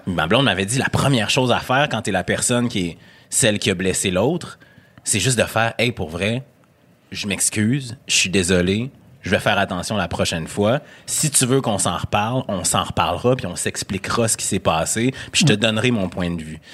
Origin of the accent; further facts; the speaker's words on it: Quebec City, Quebec, Canada; accent: Québécois; moved away; also born or lived in Montreal; noir originaire de Sainte-Foy